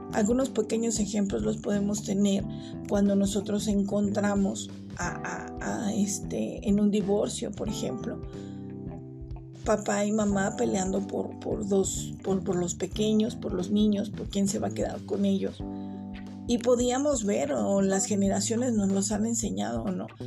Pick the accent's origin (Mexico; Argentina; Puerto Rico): Mexico; nosotros como, como ciudadanos mexicanos o como personas mexicanas